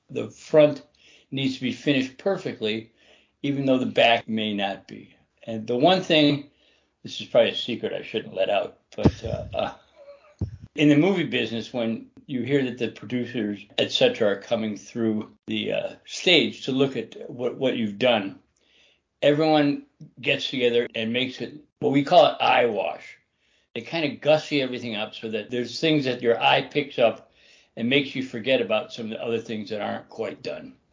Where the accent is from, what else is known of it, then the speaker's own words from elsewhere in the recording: Chicago, Illinois, United States; I grew up in Chicago